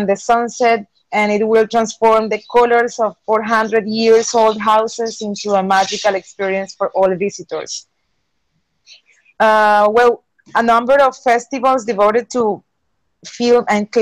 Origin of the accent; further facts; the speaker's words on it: Montería, Córdoba, Colombia; now in Cartagena, Colombia; I am originally from Montería, Córdoba, a small city on the Caribbean coast. But I've been living in Cartagena by 15 years ago